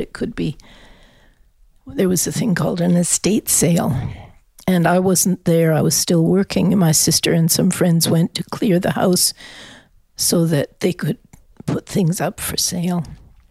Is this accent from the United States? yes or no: no; Canada; moved away; also born or lived in France / Australia; And I'm a Canadian.